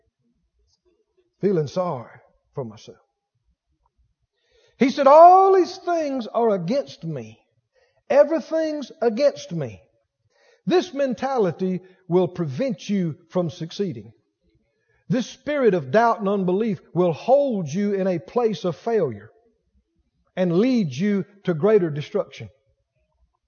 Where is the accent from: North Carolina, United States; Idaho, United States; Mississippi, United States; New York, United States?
Mississippi, United States; I grew up next door in Mississippi. Red mud between my toes